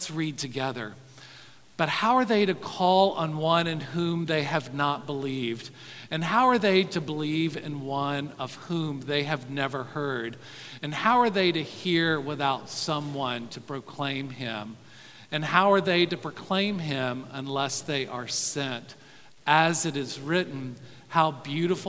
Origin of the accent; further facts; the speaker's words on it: the South, United States; growing up in the South